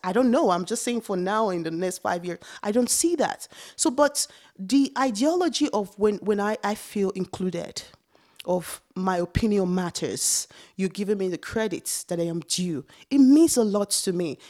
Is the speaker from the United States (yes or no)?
no; Nigeria; born or raised there; moved away as an adult; now in Canada